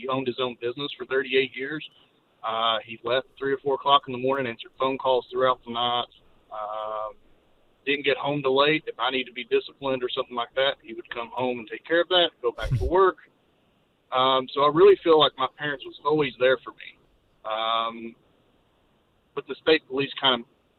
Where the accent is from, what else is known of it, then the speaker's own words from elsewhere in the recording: Eastern Kentucky, United States; growing up in Eastern Kentucky, coal capital